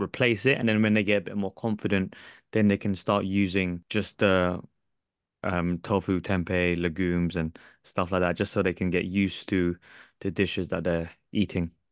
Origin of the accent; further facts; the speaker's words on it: Philippines; I'm Filipino. I'm, I'm from Southeast Southeast Asia